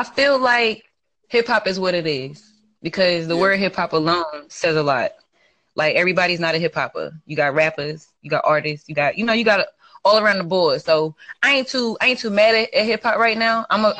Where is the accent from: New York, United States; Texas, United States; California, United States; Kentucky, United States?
New York, United States; now in North Carolina, United States; I'm from New York, but still, like, I live in North Carolina now